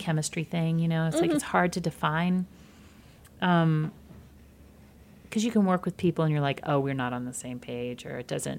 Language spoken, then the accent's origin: English; Midwest, United States; I'm from the Midwest too